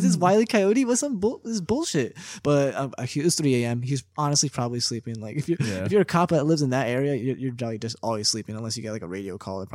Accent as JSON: {"language": "English", "region": "East Coast", "country": "United States", "moved": "yes", "lives_now": "Humboldt County, United States", "said": "we're boys from the East Coast"}